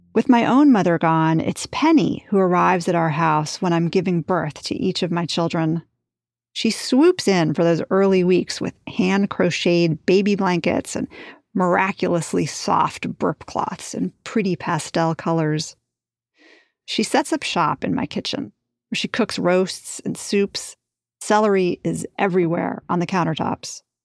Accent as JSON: {"language": "English", "region": "New York", "country": "United States", "tie": "born or raised there", "said": "I grew up in New York"}